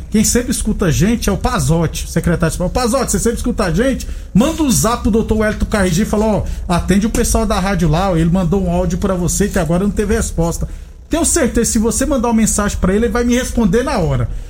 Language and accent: Portuguese; Goiânia, Goiás, Brazil; eu sou lá de Goiânia